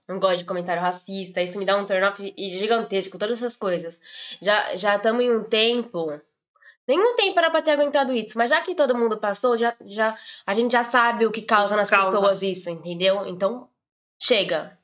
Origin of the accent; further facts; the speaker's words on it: Brazil; now in Portugal; Eu sou brasileira